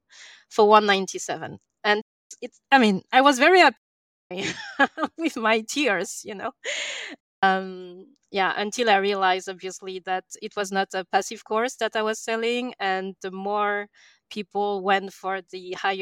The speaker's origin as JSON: {"language": "English", "country": "France", "also_born_or_lived": "England", "second_language": "English", "moved": "as an adult", "said": "I'm from France, as you can probably hear"}